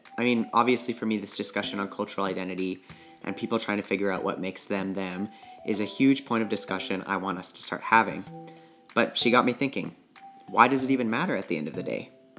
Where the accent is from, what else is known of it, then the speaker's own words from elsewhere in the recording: Canada; that's my dad's heritage, not mine, and I was raised in Canada.